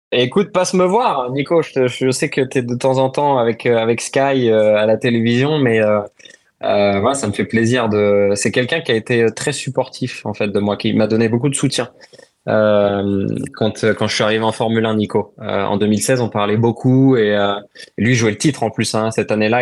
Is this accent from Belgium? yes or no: no; France; nous en tant que Français